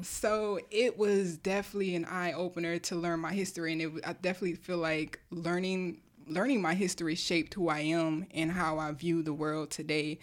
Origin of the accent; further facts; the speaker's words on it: Delaware, United States; moved away; I'm from Delaware